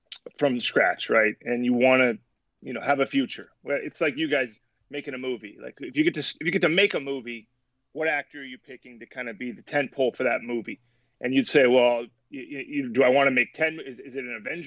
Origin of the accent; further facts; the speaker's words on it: San Francisco, California, United States; I grew up in San Francisco, you know, Bay Area